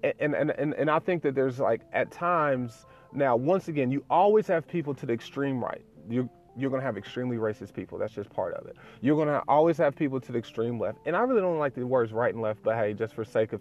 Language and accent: English; the South, United States; my dad is a pastor, and we're from the South